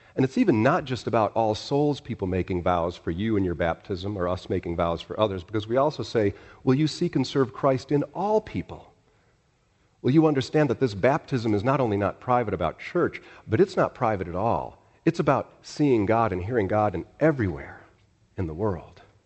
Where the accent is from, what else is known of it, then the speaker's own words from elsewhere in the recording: Chicago, Illinois, United States; moved away; I was born in Chicago